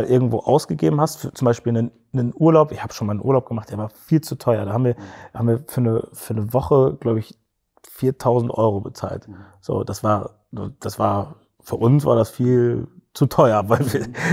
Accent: West Germany, Germany; also born or lived in Cologne; ich als Westdeutscher.

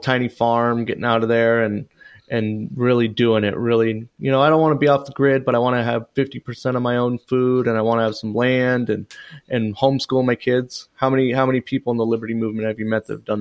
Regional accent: Portland, Oregon, United States; I grew up in Portland in the '80s.

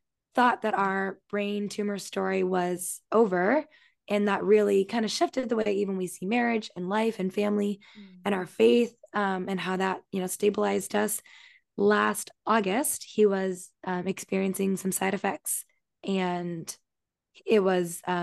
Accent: Canada; moved away as an adult; also born or lived in Virginia; now in New York City, United States; I was born and raised in Canada, very small town, grew up on a farm

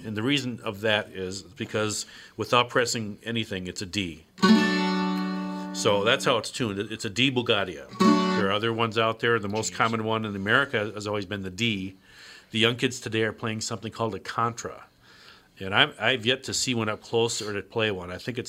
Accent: United States; I'm American first. I wasn't born there.

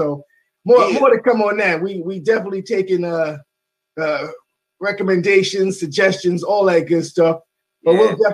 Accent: New York City, New York, United States; I'm a native New Yorker

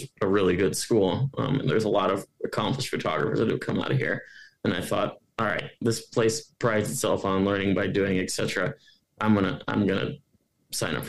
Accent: Hinsdale, Illinois, United States; also born or lived in Ohio; now in Missoula, United States; I'm from Chicago, but I grew up in a suburb of Chicago. It's called Hinsdale. That's where I grew up.

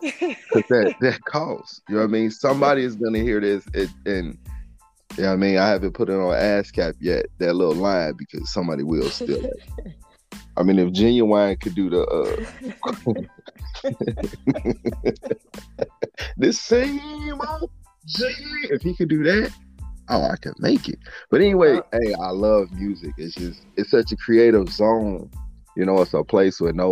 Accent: Midwest, United States; I'm from the Midwest

